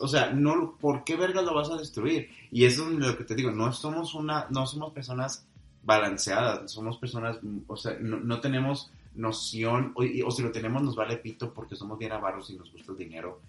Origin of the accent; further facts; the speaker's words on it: Monterrey, Nuevo León, Mexico; yo regio